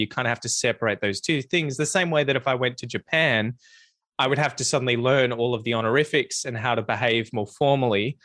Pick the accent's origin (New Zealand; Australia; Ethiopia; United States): Australia; as an Australian